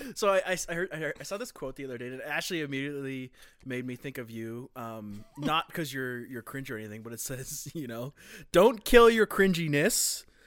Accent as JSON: {"language": "English", "region": "Newfoundland and Labrador", "country": "Canada", "tie": "born or raised there", "moved": "yes", "said": "I'm from Newfoundland originally."}